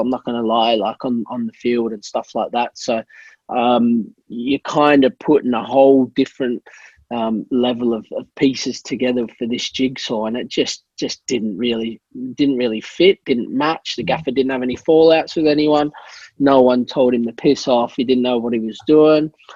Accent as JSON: {"language": "English", "country": "Australia", "tie": "born or raised there", "said": "I was born and raised in Australia, so I'm dinky die Aussie."}